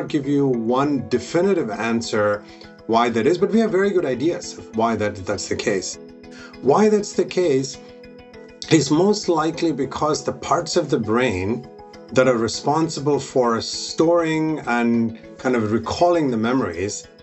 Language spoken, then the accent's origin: English; India; moved away; I grew up in India